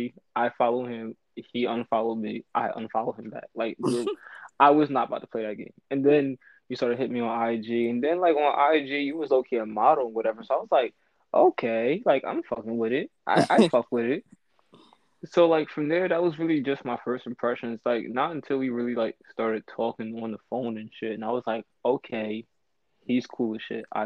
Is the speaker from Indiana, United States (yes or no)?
no; New York City, New York, United States; also born or lived in Wilmington; Raised up in South Bronx, New York